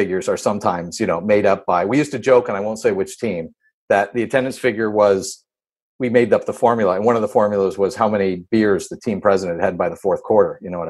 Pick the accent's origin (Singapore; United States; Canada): Canada; Thornhill, Ontario; I'm from Thornhill.